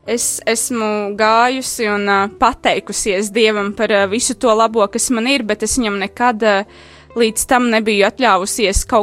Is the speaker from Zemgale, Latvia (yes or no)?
no; Rēzekne, Latgale, Latvia; moved away as an adult; now in Riga, Latvia; Un tad, kad es pārcēlos no Rēzaknes uz Rīgu studiju dēļ, es sākotnēji meklēju katoļu baznīcu